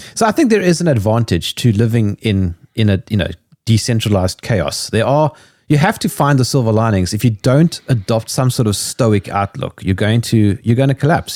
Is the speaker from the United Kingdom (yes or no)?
no; South Africa; being South African